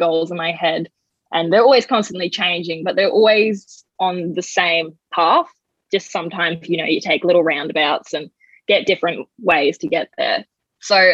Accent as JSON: {"language": "English", "town": "Coffs Harbour", "region": "New South Wales", "country": "Australia", "tie": "born or raised there", "also_born_or_lived": "Bellingen", "moved": "yes", "said": "I'm from New South Wales originally. I grew up in Coffs Harbour, Bellingen kind of area."}